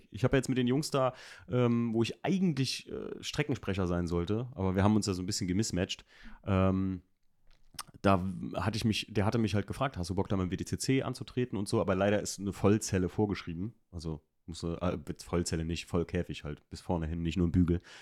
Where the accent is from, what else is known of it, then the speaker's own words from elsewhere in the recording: Alken, Rhineland-Palatinate, Germany; da wo ich aufgewachsen bin in Alken, da wurden früher Bergrennen gefahren